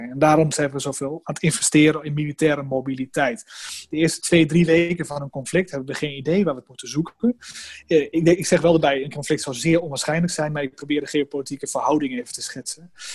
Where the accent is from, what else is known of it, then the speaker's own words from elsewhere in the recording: Netherlands; wij als Nederlanders